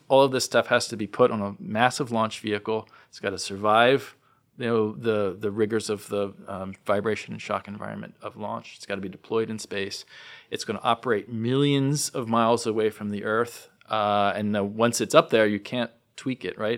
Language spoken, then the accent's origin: English; New Jersey, United States; growing up in New Jersey